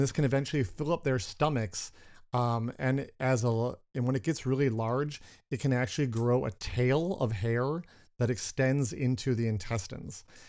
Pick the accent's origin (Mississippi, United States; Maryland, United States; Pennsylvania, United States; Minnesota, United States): Minnesota, United States; we're from Minnesota.